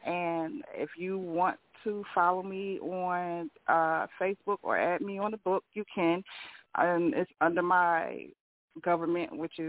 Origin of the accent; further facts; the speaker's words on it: Philadelphia, Pennsylvania, United States; also born or lived in Bertie County, North Carolina; now in North Carolina, United States; originally, I'm from Southwest Philadelphia. Yeah, Philly 215. I live down here in North Carolina, and I love both of my families. I go back and forth